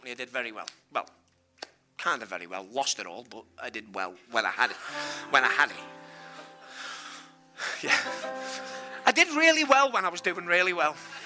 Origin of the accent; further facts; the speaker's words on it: Liverpool, North West England, United Kingdom; I'm from Liverpool